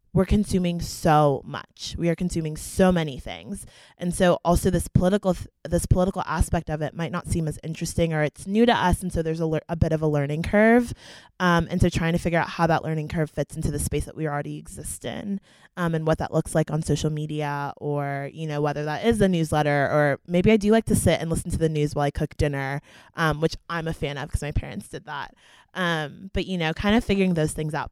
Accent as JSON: {"language": "English", "town": "Fort Myers", "region": "Florida", "country": "United States", "tie": "born or raised there", "said": "I'm a junior from Fort Myers, Florida"}